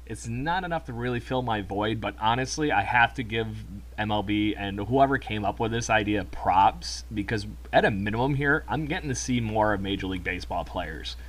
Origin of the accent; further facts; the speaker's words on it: United States; as an American